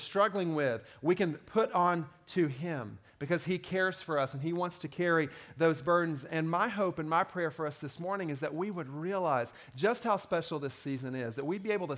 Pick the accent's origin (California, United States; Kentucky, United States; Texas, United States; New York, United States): Kentucky, United States; I grew up in Kentucky